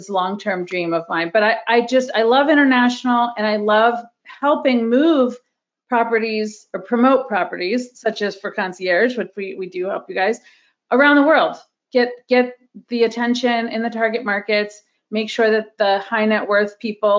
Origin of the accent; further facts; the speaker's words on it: Pennsylvania, United States; moved away as an adult; also born or lived in Washington, D.C. / New York; I'm originally from Pennsylvania